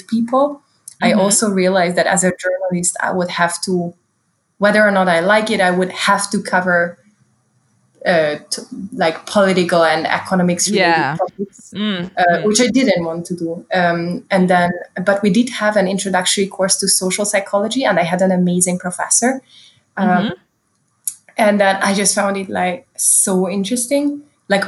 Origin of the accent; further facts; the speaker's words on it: Hungary; moved away as an adult; I'm from Hungary and I was in Hungary at the time.